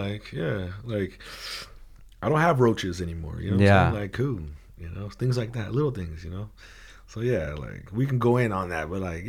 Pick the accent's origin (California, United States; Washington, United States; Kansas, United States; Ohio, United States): California, United States; Oxnard; Like I said, we came from Oxnard, right? I came from fucking, you know what I mean? Came from the projects, right?